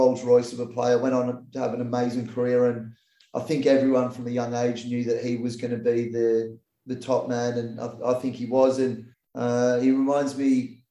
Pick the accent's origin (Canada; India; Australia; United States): Australia; I was an Aussie kid, and I classified myself as an Aussie, but grew up with English heritage